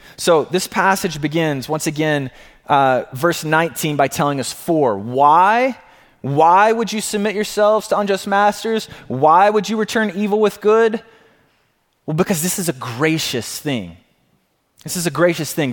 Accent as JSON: {"language": "English", "region": "Alabama", "country": "United States", "said": "I come from the South, being from Alabama, the Bible Belt"}